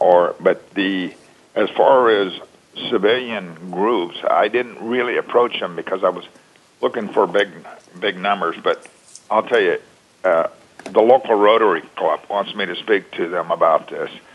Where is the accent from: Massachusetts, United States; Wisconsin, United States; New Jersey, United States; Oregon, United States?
Oregon, United States; Oregon, my home state